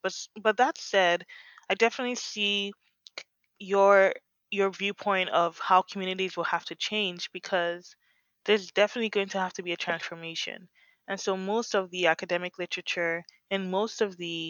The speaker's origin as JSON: {"language": "English", "region": "Lagos", "country": "Nigeria", "tie": "born or raised there", "moved": "yes", "lives_now": "Berkeley, United States", "said": "I grew up in Lagos and we used self-generation"}